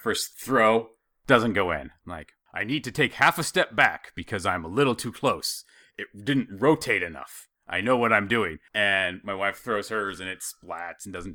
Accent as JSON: {"language": "English", "region": "Idaho", "country": "United States", "tie": "born or raised there", "said": "as a dumb hick growing up in Idaho"}